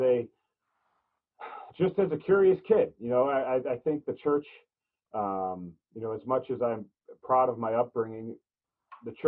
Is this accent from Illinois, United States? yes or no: yes; Illinois, United States; now in Pennsylvania, United States; I grew up in Illinois. I live in Pennsylvania now.